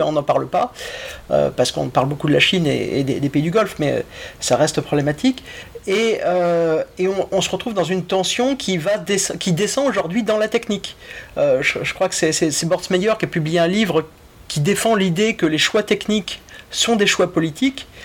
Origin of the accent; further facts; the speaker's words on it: France; je suis français